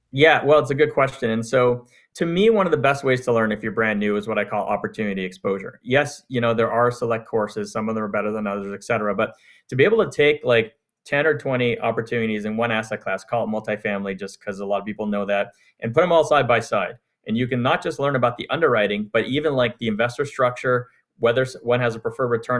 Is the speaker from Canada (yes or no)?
yes; Montreal, Quebec, Canada; now in United States; I'm from Canada. I grew up in Montreal